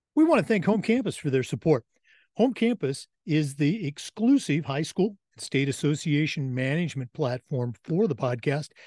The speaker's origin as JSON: {"language": "English", "region": "Oregon and Washington", "country": "United States", "tie": "born or raised there", "said": "I grew up in Oregon and Washington"}